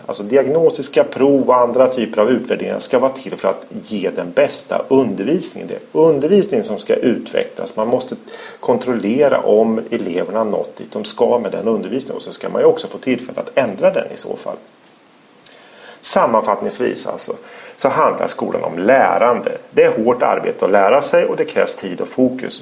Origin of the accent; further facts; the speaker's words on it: Örebro, Örebro County, Sweden; I Örebro heter motsvarande område Vivalla. Där är jag uppvuxen